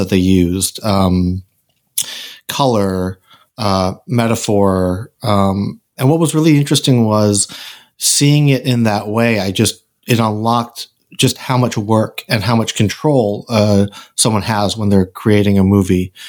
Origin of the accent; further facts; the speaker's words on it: Randolph, Massachusetts, United States; I grew up in Randolph, Mass.